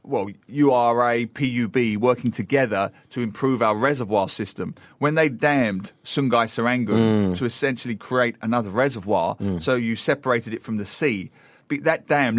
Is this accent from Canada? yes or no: no; South East England, United Kingdom; The real Gravesend is 5 miles from where I grew up in England. It's a place on the Kent Essex coast.